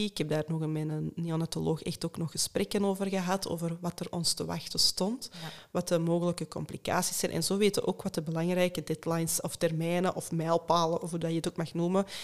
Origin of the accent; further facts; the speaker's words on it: Hoogstraten, Flanders, Belgium; now in Mortsel, Belgium; ik ben eigenlijk van Hoogstraat